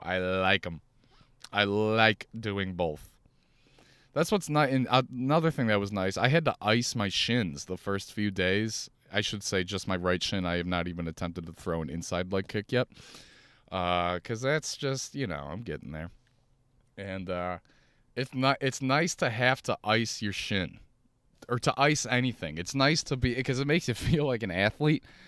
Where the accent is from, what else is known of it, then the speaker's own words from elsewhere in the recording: Chicago, Illinois, United States; Chicago, Chicago, my hometown.